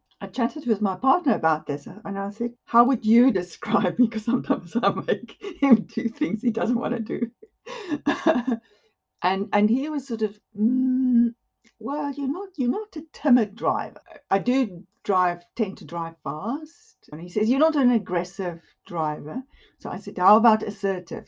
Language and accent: English; Western Cape, South Africa; moved away as an adult; also born or lived in Johannesburg, South Africa; now in Buckingham, United Kingdom; I grew up in the Cape area, in the Western Cape areas